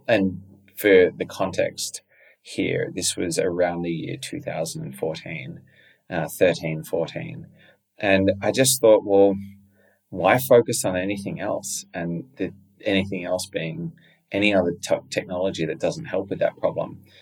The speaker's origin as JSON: {"language": "English", "country": "Australia", "tie": "born or raised there", "said": "I was fortunate to grow up there"}